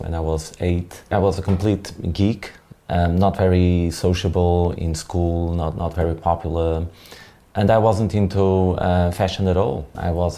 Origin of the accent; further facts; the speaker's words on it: small village just outside Porto, Norte, Portugal; I was born in Portugal, in the north of Portugal, in 1974